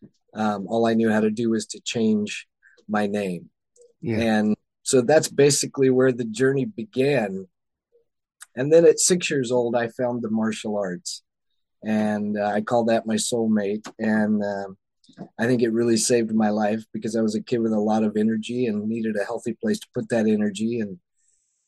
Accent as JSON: {"language": "English", "region": "the South", "country": "United States", "tie": "born or raised there", "said": "Growing up in the South, in the Bible Belt, in the United States."}